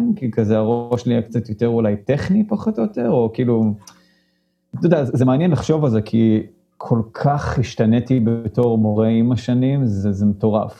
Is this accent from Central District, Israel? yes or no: yes; Modi'in, Central District, Israel; moved away as an adult; now in San Francisco Bay Area, United States; גדלתי במודיעין